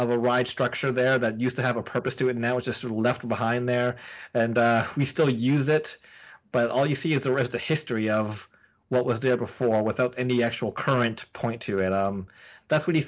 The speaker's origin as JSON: {"language": "English", "country": "Canada"}